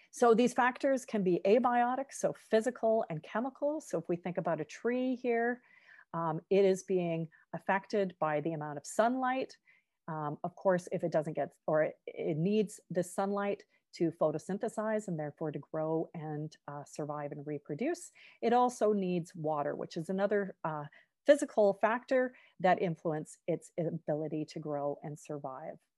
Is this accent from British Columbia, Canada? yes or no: yes; Victoria, British Columbia, Canada; I grew up in Victoria on, uh, the, uh, west coast of Canada